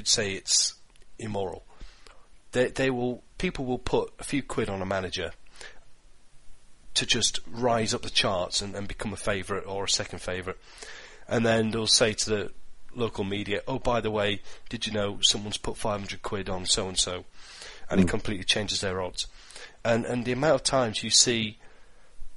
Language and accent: English; Yorkshire and the Humber, United Kingdom; I'm a Yorkshireman.